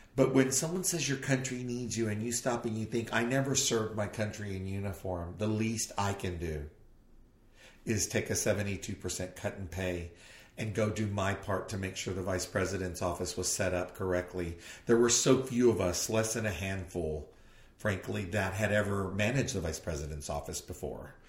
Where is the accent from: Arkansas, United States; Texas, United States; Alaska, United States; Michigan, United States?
Texas, United States; southern tip of; I was from Texas in the southern southern tip of Texas